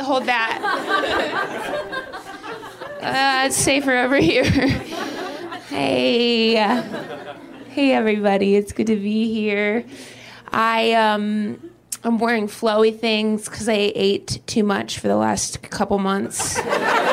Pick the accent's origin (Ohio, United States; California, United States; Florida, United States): Ohio, United States; Dayton; now in Los Angeles, United States; I am from Dayton, Ohio.